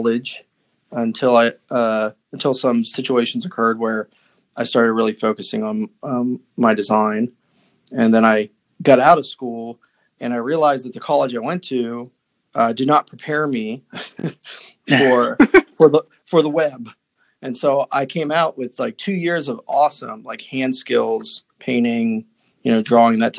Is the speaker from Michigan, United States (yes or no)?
no; West Virginia, United States; I grew up in West Virginia